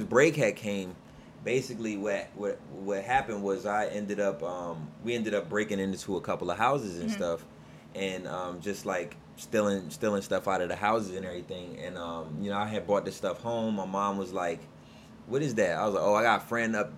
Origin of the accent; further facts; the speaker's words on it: Alexandria, Virginia, United States; also born or lived in Nottoway County, Virginia; I grew up in Alexandria and was there until I was about 14 years old